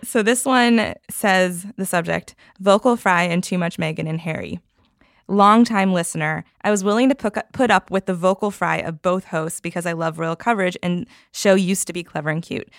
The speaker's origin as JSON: {"language": "English", "country": "Canada", "moved": "yes", "said": "I am from Canada originally and I have a lot of family there"}